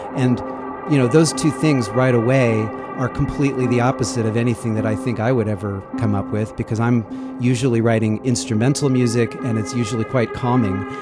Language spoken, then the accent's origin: English; Sacramento, California, United States; growing up in Sacramento, there's the Sacramento River and the American River. So I spent much of my youth riding my bike or hiking or whatever around the American River.